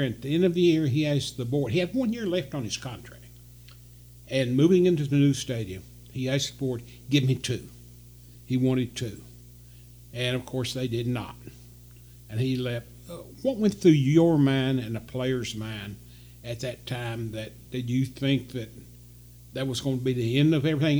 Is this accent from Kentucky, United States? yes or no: yes; Eastern Kentucky, United States; growing up in Eastern Kentucky